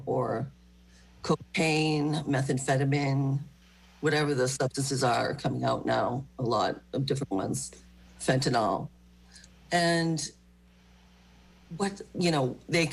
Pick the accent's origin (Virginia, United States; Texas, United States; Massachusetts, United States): Massachusetts, United States; Marshfield; I grew up in Marshfield and graduated